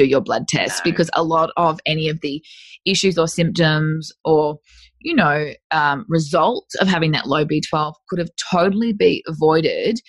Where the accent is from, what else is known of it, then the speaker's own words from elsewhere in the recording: North Queensland, Australia; I'm from North Queensland